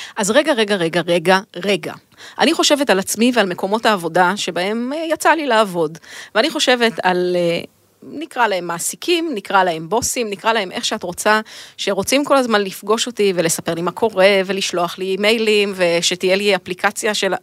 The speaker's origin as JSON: {"language": "Hebrew", "country": "Israel", "said": "אני תמיד ישראלית"}